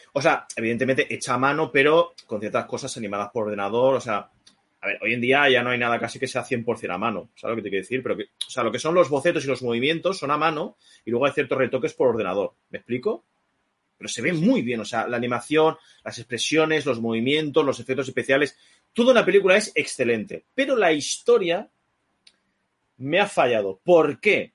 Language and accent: Spanish; Spain; soy un puto español. No soy americano